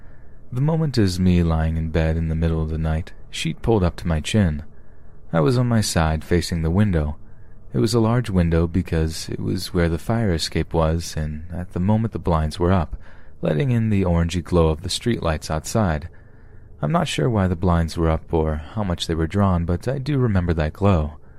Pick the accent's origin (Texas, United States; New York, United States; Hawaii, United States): New York, United States; New York City; I grew up in Washington Heights in New York City, essentially the Upper West Side of Manhattan. I was a 90s kid, born in the mid-80s. Now, I'm not sure about how it is now because I live in a different state